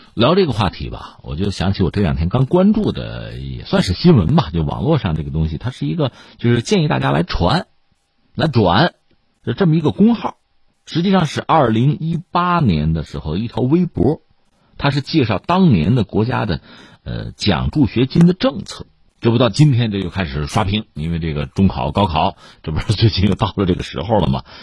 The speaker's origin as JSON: {"language": "Chinese", "country": "China", "said": "就是我们中国人从历史上看就是这样，对读书是有一种特殊的感情，有一种特殊的期待。"}